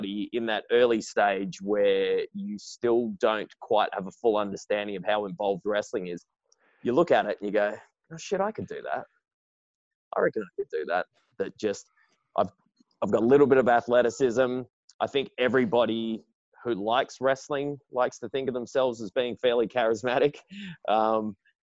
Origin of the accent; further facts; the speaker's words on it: Perth, Western Australia, Australia; also born or lived in Sydney; I was born in Sydney, but I'd lived just about all of my life in Perth.